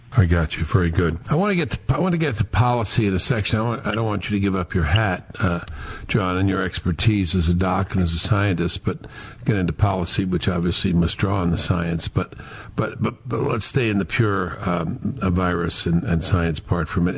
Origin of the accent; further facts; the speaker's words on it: New York, United States; I am a New Yorker